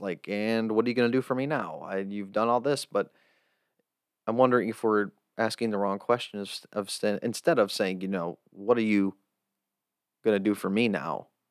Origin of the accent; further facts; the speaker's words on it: United States; as an American